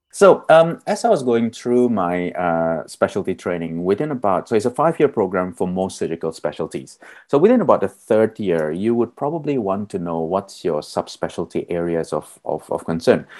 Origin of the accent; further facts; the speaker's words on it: Melbourne, Victoria, Australia; I'm from Narum, Melbourne, uh, the land of the Wurundjeri people